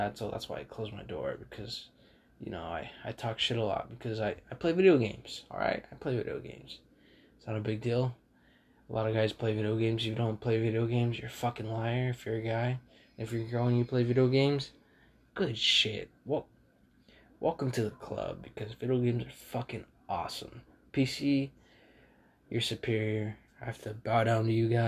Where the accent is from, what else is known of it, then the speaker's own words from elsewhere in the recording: California, United States; I'm from California